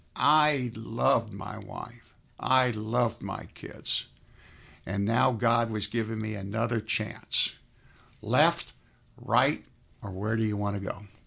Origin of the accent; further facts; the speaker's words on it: South Florida, United States; now in Atlanta, United States; I was raised in South Florida